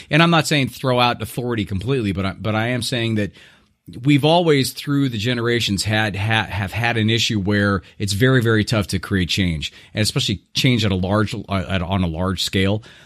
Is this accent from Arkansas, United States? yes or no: no; Irvine, California, United States; moved away; U C I, which is actually my hometown, uh, uh, University of California, Irvine, uh, back, uh, in Orange County